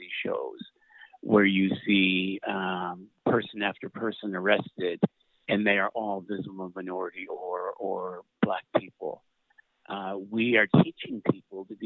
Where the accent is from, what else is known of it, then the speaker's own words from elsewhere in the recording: Saint John, New Brunswick, Canada; in St. John, where I grew up, times when racism was pretty much in your face